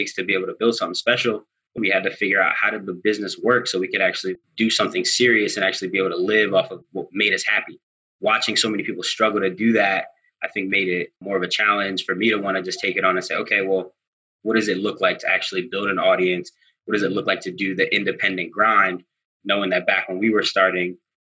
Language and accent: English; Philadelphia, Pennsylvania, United States; if you're from Philly, my family's from Germantown. We come from Wayne Junction.